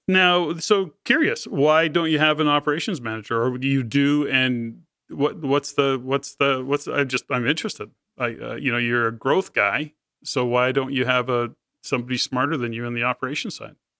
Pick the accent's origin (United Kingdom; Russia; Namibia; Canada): Canada; as a Canadian